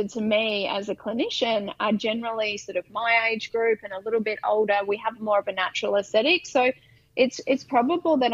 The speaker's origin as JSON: {"language": "English", "town": "Brisbane", "region": "Queensland", "country": "Australia", "said": "I'm from Brisbane"}